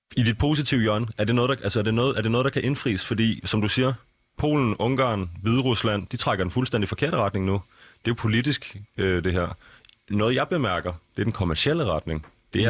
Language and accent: Danish; Copenhagen, Capital Region of Denmark, Denmark; jeg voksede op i København. Øh, hvad er det, en, en, en, en københavner som mig